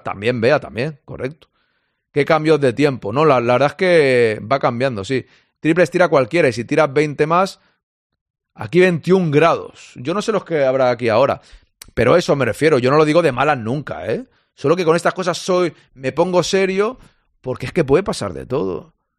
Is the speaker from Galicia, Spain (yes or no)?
no; Catalonia, Spain; now in Barcelona, Spain; yo soy catalán, que yo vivo en Barcelona